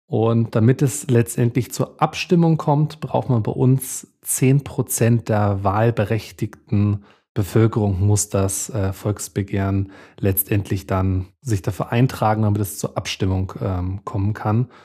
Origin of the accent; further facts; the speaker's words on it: Bavaria, Germany; bei uns in Bayern